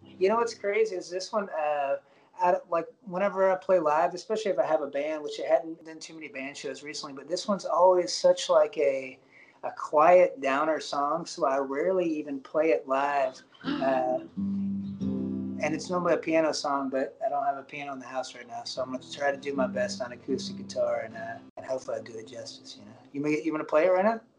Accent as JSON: {"language": "English", "region": "Alabama", "country": "United States", "also_born_or_lived": "Nashville / Los Angeles", "moved": "yes", "said": "I'm, I'm from Alabama originally"}